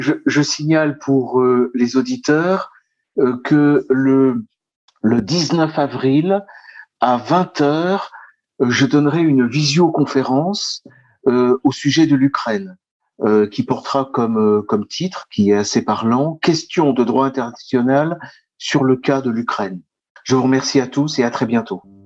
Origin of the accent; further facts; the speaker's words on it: France; nous sommes en France, nous sommes français